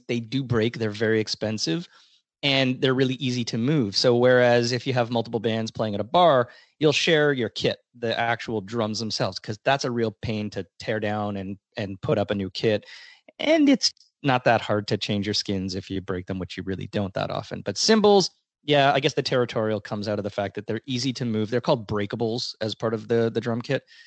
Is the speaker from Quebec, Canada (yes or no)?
no; Toronto, Ontario, Canada; I was born, raised, and still live in the great city of Toronto.